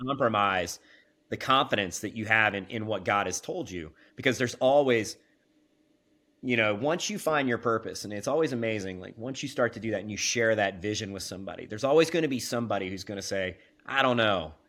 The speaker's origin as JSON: {"language": "English", "region": "Kansas", "country": "United States", "tie": "born or raised there", "said": "I was born and raised in the Midwest. Uh, I'm a Kansas boy"}